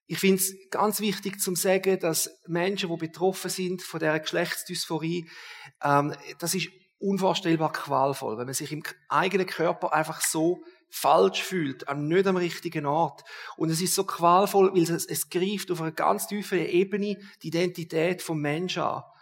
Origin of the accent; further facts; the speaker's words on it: Switzerland; Das ist noch nicht so häufig bei uns in der Schweiz